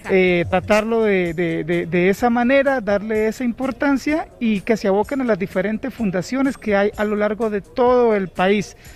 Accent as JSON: {"language": "Spanish", "town": "Florencia", "region": "Caquetá", "country": "Colombia", "moved": "as an adult", "lives_now": "Honduras", "said": "Soy de Florencia, Caquetá, eso queda al sur de Colombia, es Amazonía colombiana."}